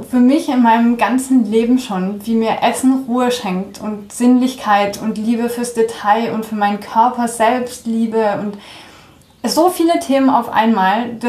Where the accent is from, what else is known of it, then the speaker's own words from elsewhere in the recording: France; ja, also ich bin in Frankreich aufgewachsen. Ähm, das war damals arbeitsbedingt durch meinen Vater und ähm, dann haben sich meine Eltern gedacht, schade doch nichts, wenn die Kinder mal zweisprachig aufwachsen.